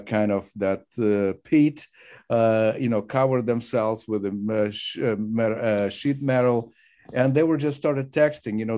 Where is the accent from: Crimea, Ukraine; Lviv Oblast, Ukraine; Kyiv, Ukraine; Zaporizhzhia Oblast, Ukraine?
Zaporizhzhia Oblast, Ukraine; Zaporizhzhia; that's in my hometown. Uh, uh and uh, you know I grew up in uh, in Zaporozhye